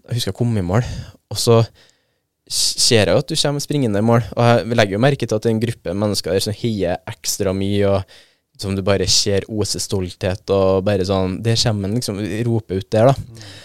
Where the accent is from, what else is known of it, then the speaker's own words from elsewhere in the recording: Trøndelag, Norway; Mest trolig pga. at jeg er trønder sjøl